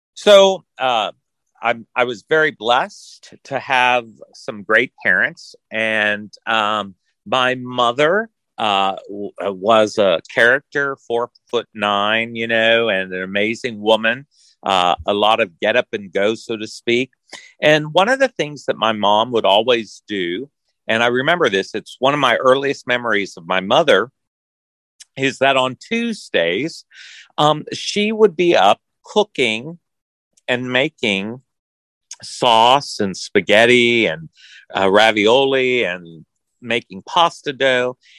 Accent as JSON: {"language": "English", "town": "Orange", "region": "Texas", "country": "United States", "tie": "born or raised there", "moved": "as an adult", "lives_now": "Kentucky, United States", "said": "I grew up in Orange, Texas"}